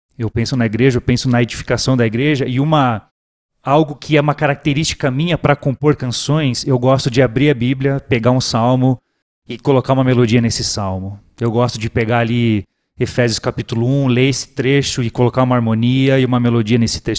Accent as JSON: {"language": "Portuguese", "country": "Brazil", "said": "nós, como brasileiros, enquanto igreja, aqui no Brasil"}